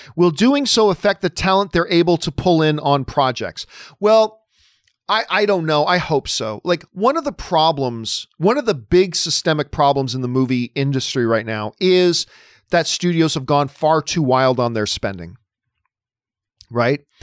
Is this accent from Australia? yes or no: no; Hamilton, Ontario, Canada; My hometown and the greatest city in the world is Hamilton, Ontario, Canada, the Hammer.